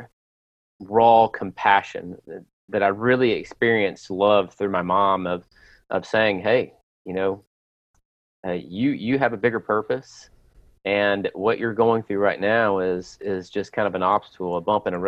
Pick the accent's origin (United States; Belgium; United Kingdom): United States; Lewisburg, Tennessee; my pastor that I grew up with in Lewisburg, Tennessee